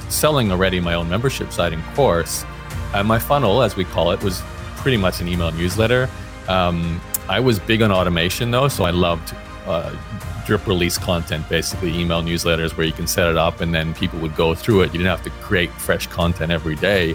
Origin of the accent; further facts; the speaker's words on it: Australia; I grew up in Australia